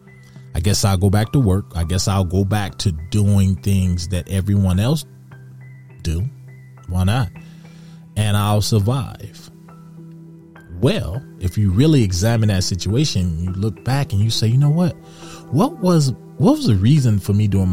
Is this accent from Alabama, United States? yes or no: no; Detroit, Michigan, United States; growing up in Detroit, going down Michigan Avenue